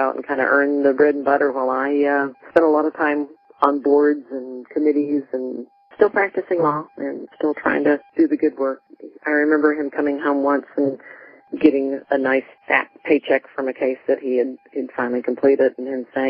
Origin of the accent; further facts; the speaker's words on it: Texas, United States; I was from Texas, too